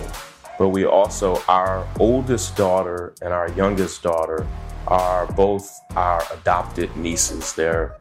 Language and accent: English; Kentucky, United States; moved away as an adult; also born or lived in Atlanta / California / New York; we grew up in Kentucky